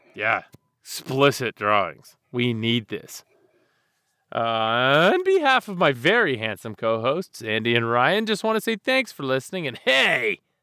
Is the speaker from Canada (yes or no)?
yes; Canada; I'm Canadian